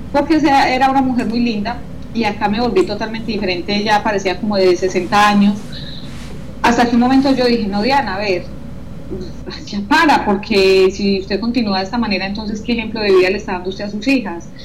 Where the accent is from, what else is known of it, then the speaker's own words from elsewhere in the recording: Colombia; moved away as an adult; now in France; dejé mis hijas en Colombia, mi mamá, los seres que más amo, me desprendí de mis raíces totalmente